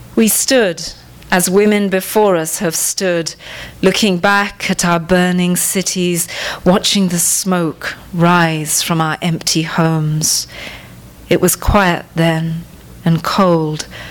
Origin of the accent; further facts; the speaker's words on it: Sri Lanka; moved away; I was born in Sri Lanka